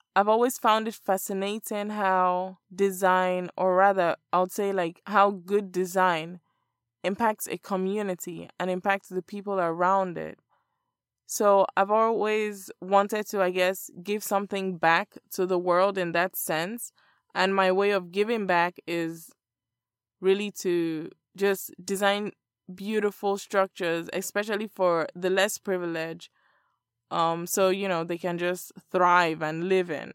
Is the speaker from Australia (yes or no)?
no; Lagos, Nigeria; moved away as an adult; now in Miami, United States; I was born and raised in Lagos, Nigeria.